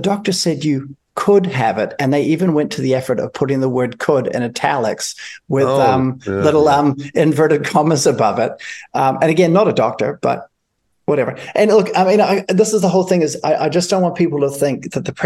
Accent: New Zealand; as a New Zealander

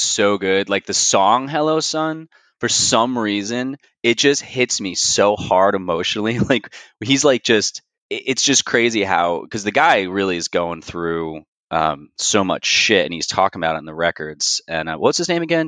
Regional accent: New Jersey, United States; moved away as an adult; now in Raleigh, United States; I'm originally from Jersey, but currently, for the last seven years, I've been living in Raleigh, North Carolina

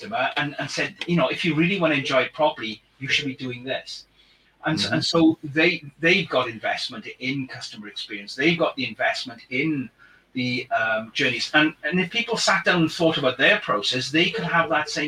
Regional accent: Wales, United Kingdom; accent: Welsh; my Welsh accent

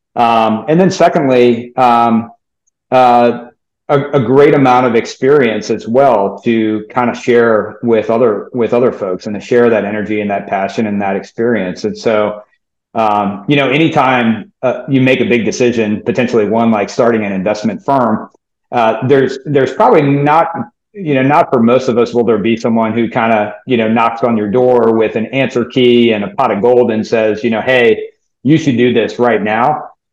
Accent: New Orleans, Louisiana, United States; I grew up in New Orleans.

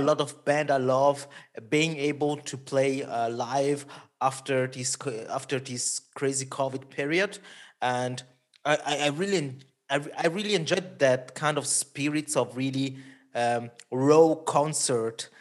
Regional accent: Switzerland; first language Italian; English is a second language; I'm from Switzerland, middle of Europe.

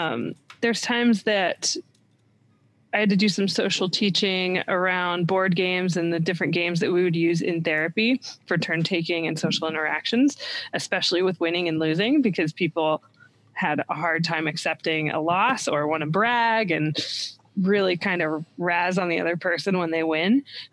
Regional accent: Columbus, Ohio, United States; That's my hometown, Columbus, Ohio.

